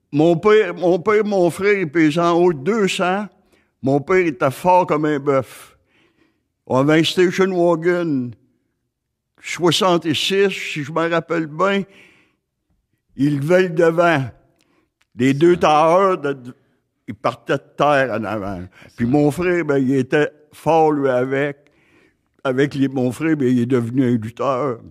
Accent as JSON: {"language": "French", "area": "Gaspésie", "region": "Quebec", "country": "Canada", "tie": "born or raised there", "also_born_or_lived": "Côte-Nord", "moved": "yes", "said": "je suis natif de la Gaspésie"}